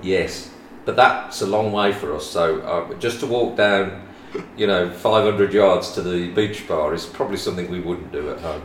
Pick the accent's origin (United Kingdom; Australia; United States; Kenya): United Kingdom; West Midlands; we come from the West Midlands, as people could probably gather by my accent